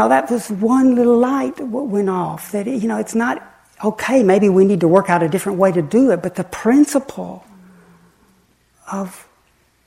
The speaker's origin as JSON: {"language": "English", "region": "the Bible Belt", "country": "United States", "tie": "born or raised there", "said": "I grew up in the Bible Belt"}